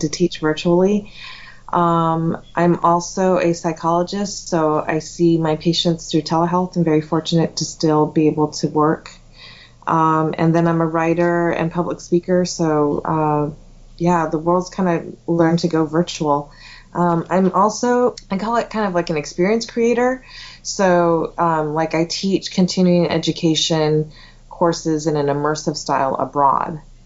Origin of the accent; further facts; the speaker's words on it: Los Angeles, California, United States; also born or lived in Taiwan / San Gabriel Valley; I was born and raised in Los Angeles